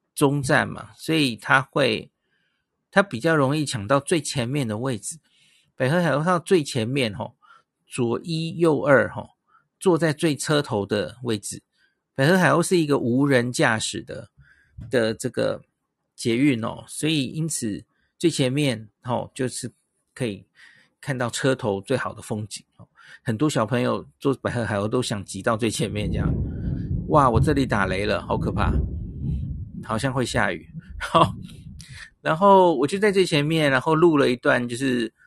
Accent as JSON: {"language": "Chinese", "country": "Taiwan", "said": "他有猜出来我是台湾来的"}